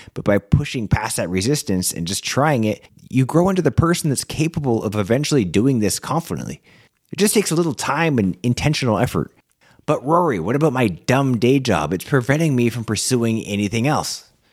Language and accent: English; Canada; as a Canadian